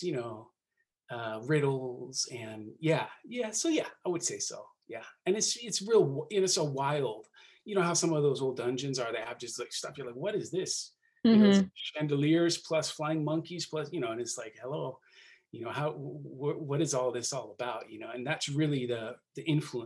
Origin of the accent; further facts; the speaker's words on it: Seattle, Washington, United States; also born or lived in Hawaii; I live in Seattle. I'm from Seattle, Washington. And as I've grown, the city has turned from a sort of a regional center into a ginormous metropolis. But I'm a proud Seattleite